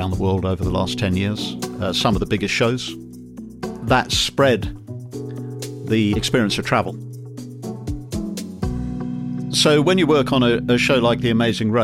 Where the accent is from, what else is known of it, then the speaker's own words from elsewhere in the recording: London, United Kingdom; moved away; I'm from London originally, and when I was 18 years old, I saw a wonderful recruiting poster for Her Majesty's Royal Marines